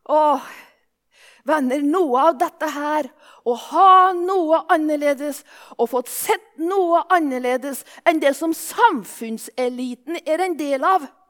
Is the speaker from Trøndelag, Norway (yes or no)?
no; Våler, Innlandet, Norway; accent: Solør dialect (solung); now in Japan; Jeg kommer egentlig fra Våler i Solør, og derfor er dialekta solung